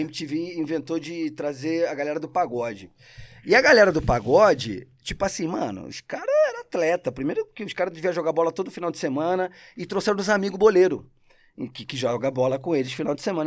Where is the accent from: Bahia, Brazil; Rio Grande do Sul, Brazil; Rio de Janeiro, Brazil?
Rio de Janeiro, Brazil; accent: carioca; first language Spanish; Portuguese is a second language; also born or lived in Argentina; now in São Paulo, Brazil; minha infância no Rio é Cidade de Deus